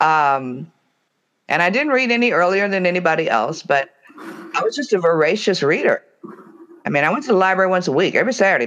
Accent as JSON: {"language": "English", "town": "Detroit", "region": "Michigan", "country": "United States", "said": "I'm from Detroit"}